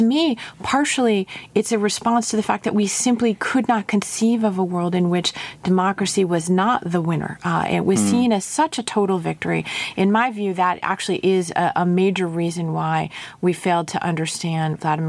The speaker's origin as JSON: {"language": "English", "town": "Montclair", "region": "New Jersey", "country": "United States", "tie": "born or raised there", "said": "I grew up in Montclair, New Jersey."}